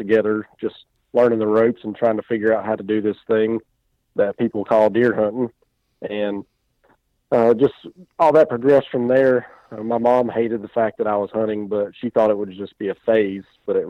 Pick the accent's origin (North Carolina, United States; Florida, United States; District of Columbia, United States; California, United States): North Carolina, United States; Yeah, I was born and raised in North Carolina. Been here my entire life. I'm 33 years old, and didn't really grow up in a hunting family.